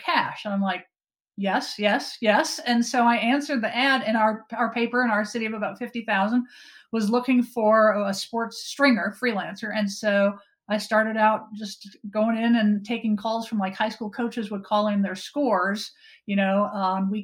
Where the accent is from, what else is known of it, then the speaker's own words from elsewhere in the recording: Wisconsin, United States; Growing up in Wisconsin, we had a big yard in our grandparents' field